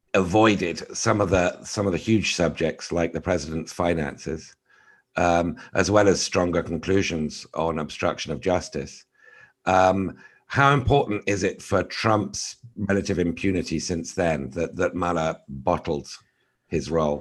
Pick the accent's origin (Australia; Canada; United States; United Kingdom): United Kingdom; as a Brit